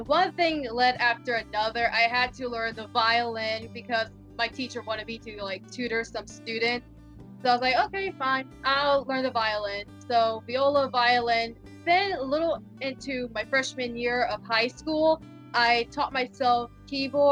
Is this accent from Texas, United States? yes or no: yes; Houston, Texas, United States; moved away; I come from Houston, Texas.